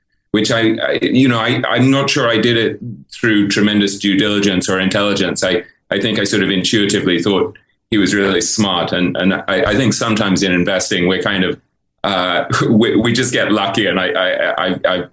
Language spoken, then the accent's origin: English; England, United Kingdom; moved away as an adult; also born or lived in New York; I grew up in England